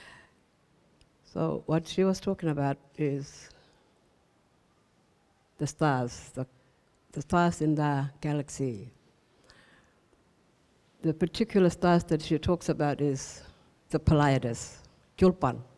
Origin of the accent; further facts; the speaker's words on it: Gumatj clan country, Northern Territory, Australia; we are Kumaj people. We come from the Kumaj clan